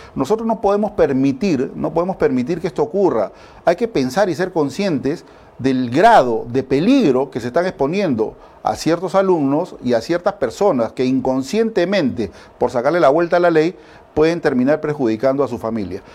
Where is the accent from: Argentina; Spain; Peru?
Peru